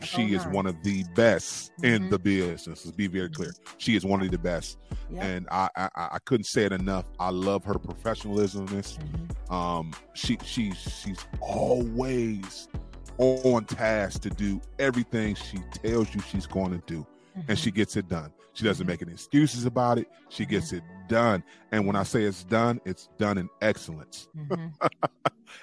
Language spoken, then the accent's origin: English; United States; I was born and raised here in America